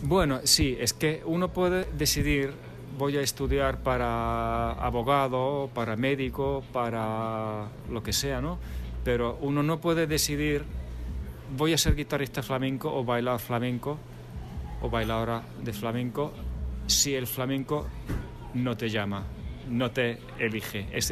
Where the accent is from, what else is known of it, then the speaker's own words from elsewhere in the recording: Finland; moved away as an adult; also born or lived in Buenos Aires, Argentina / France; now in Spain; yo nací en Buenos Aires hace ya bastante tiempo. Mis padres son finlandeses. Yo me fui de pequeño, eh, luego estuve viviendo en Francia unos años y la mayor parte de mi infancia sí la pasé en Finlandia